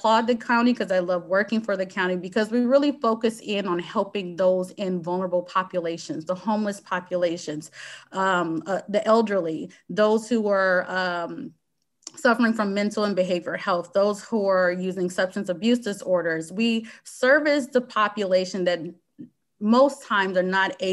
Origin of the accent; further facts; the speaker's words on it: Louisiana, United States; moved away as an adult; also born or lived in Hampton, Virginia; now in Seattle, United States; Louisiana State University, which is my home state